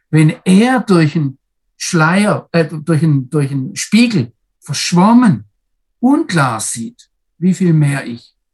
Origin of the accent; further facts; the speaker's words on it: Baden-Württemberg, Germany; Und wenn ich jetzt als Deutscher, wenn ich als Schwabe, da kann ich Kopf stehen und drehen und wenden